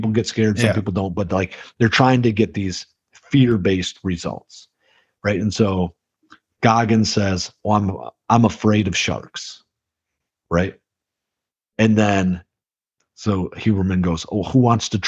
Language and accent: English; Midwest, United States; We're from the Midwest